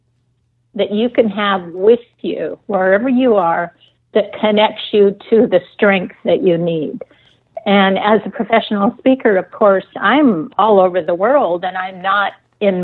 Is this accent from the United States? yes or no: yes; east side of Lake Washington, United States; I grew up in Microsoft land on the east side of Lake Washington